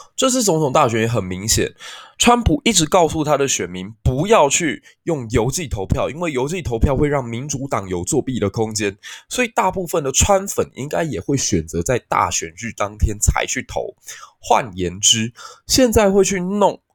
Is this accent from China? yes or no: no; Taiwan; 我们台湾人生活得其实有点安逸